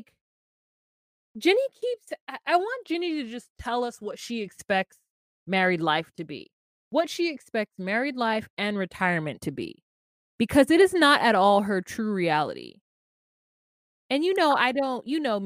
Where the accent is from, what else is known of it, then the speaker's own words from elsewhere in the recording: United States; this is just me being an American